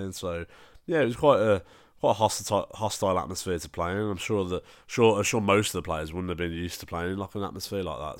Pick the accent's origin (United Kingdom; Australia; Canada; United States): United Kingdom; England